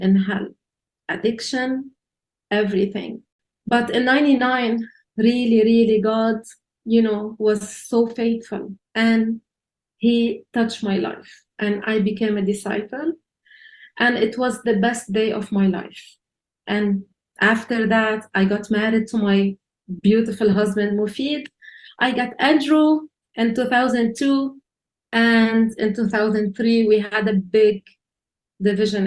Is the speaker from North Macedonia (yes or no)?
no; Lebanon; I was born in Lebanon